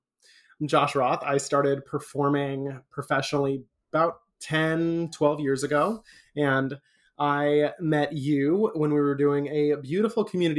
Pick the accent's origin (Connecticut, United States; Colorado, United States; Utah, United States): Colorado, United States; Aurora; moved away as an adult; now in Orlando, United States; Aurora, technically, but I always say Denver because people know where Denver is, and Aurora is just a suburb that's like 20 minutes